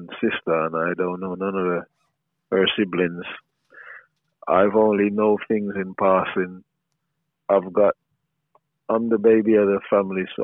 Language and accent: English; Jamaica; growing up in Jamaica